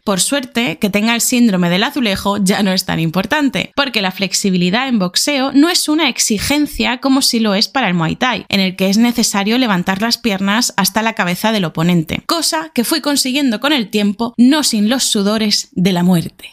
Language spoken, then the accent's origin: Spanish; Spain; moved away as an adult; also born or lived in Argentina; now in Beijing, China